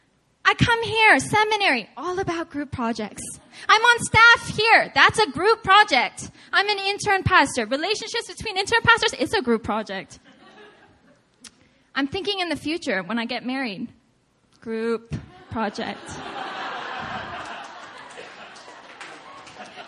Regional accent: United States; I was born and raised in America. I speak English.

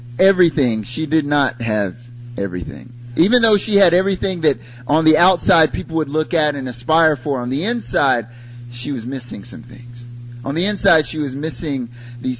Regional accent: North Carolina, United States; moved away as an adult; also born or lived in Korea; now in South Korea; I'm from North Carolina originally. I've lived in Korea for, it'll be 6 years now

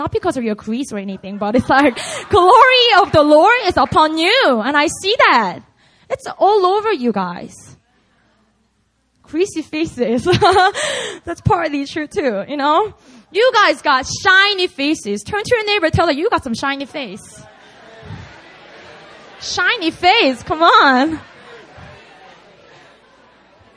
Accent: Busan, South Korea; moved away; Busan's going down soon. It's my hometown

